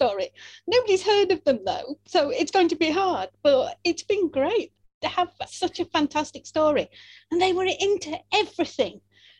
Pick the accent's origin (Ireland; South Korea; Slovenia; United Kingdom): United Kingdom; near Conisbrough Castle, Yorkshire and the Humber; I grew up near Cunnisbrough Castle, which is in South Yorkshire